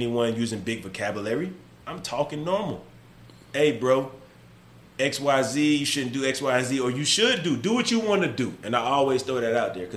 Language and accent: English; the South, United States; I'm from the South